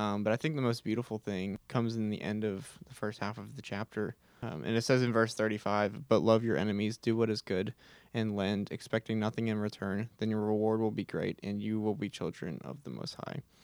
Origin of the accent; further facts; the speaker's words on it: Houston, Texas, United States; I am from Houston, Texas